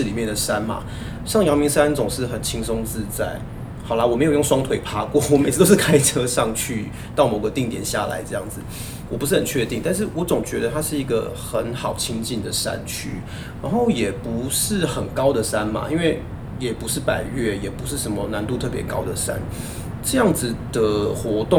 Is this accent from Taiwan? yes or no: yes; Taipei, Taiwan; 我作为一个台北人，